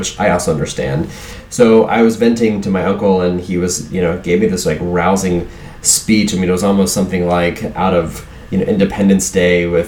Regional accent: Southwest Virginia, United States; now in Miami Beach, United States; a kid growing up in Southwest Virginia

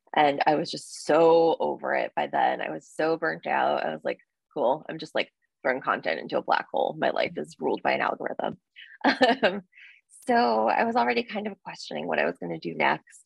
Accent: New Jersey, United States; I'm from New Jersey.

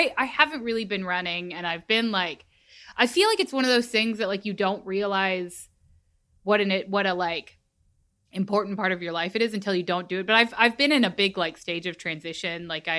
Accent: Texas, United States; I am a Texan through and through

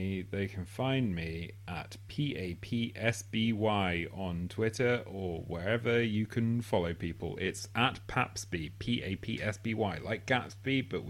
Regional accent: United Kingdom; the fact that we're British

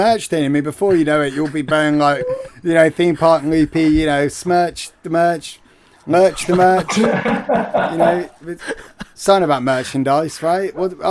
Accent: United Kingdom; No, I didn't go to Penn State, so no, I'm British

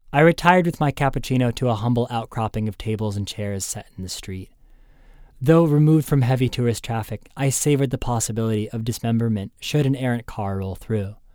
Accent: United States; As an American abroad

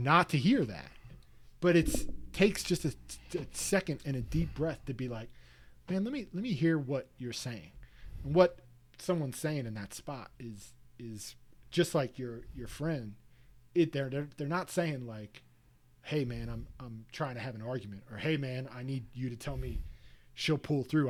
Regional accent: East Coast, United States; growing up on the East Coast

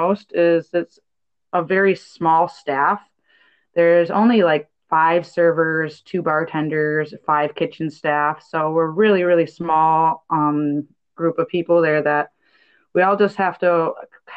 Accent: Upper Peninsula of Michigan, United States; moved away as an adult; also born or lived in Colorado; now in Bellingham, United States; I'm originally from the Upper Peninsula of Michigan, so lived on the Great Lakes, my whole life growing up

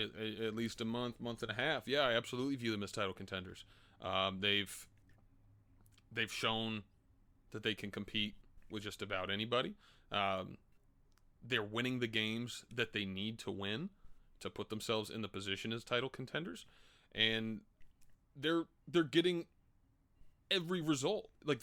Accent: New York City, New York, United States; I'm from New York, baby. Harlem. The Bronx.

